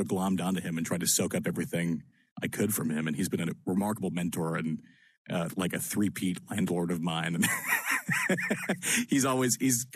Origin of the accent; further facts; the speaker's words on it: Annapolis, Maryland, United States; moved away as an adult; also born or lived in Lancaster, Pennsylvania; I grew up in Annapolis, in between the D.C. and Baltimore beltways